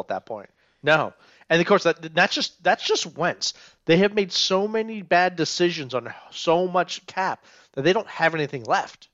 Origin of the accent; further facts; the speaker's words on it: Montgomery County, Maryland, United States; also born or lived in Frederick, Maryland; I'm a Maryland guy. I grew up in Montgomery County.